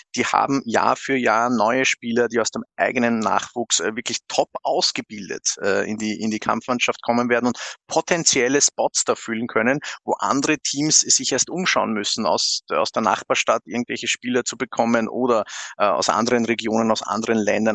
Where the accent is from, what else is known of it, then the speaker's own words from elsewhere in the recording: Austria; bei uns in Österreich